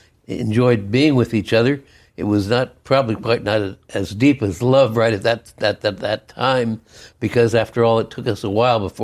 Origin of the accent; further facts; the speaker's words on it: Oakland, California, United States; Okay, I was born and grew up in Oakland, California.